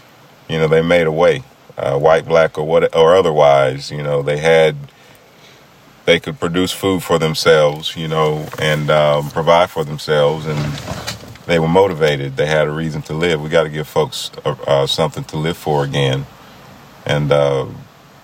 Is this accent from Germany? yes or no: no; McDowell County, West Virginia, United States; growing up in McDowell County, West Virginia